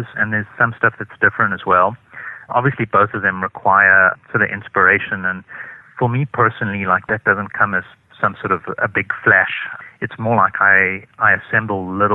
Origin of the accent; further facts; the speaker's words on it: South Africa; I come from South Africa